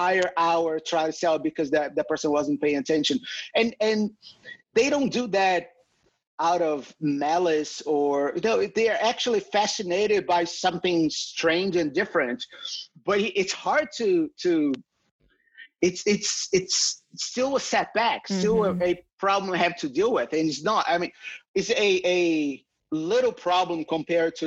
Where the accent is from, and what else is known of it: Brazil; English is a second language; moved away as an adult; now in United States